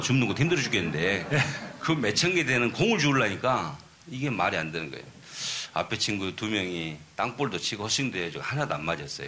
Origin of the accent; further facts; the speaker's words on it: Wando, South Jeolla, South Korea; now in United States; 내 고향이죠.